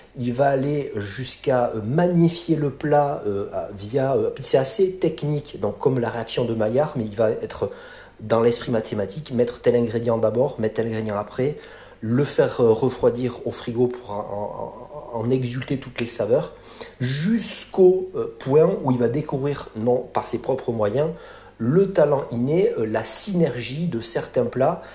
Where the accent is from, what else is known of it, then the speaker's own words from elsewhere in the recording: France; quand on montait en tant que Français à Paris